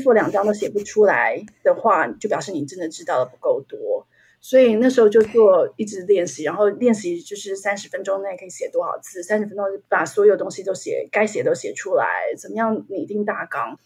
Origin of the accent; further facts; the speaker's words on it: Taiwan; now in London, United Kingdom; 我们台湾人过去的教育的这个情况